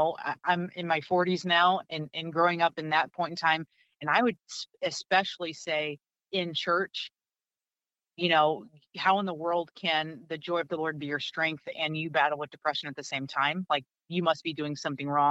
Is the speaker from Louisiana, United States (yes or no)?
no; St. Louis, Missouri, United States; also born or lived in Rockford / Orlando; I'm originally from the St. Louis area